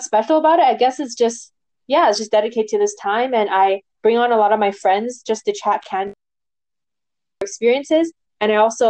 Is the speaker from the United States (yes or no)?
no; Vancouver, British Columbia, Canada; I'm from Vancouver, BC, Canada.